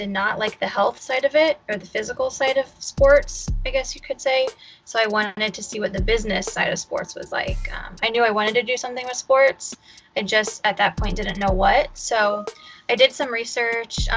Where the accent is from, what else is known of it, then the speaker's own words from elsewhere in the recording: Fort Wayne, Indiana, United States; also born or lived in North Dakota; I moved back to Fort Wayne, which is my hometown